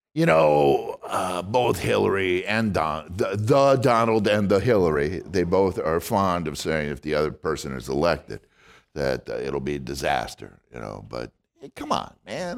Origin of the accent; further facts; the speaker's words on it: Wisconsin, United States; now in San Francisco, United States; I'm from Wisconsin and I go back home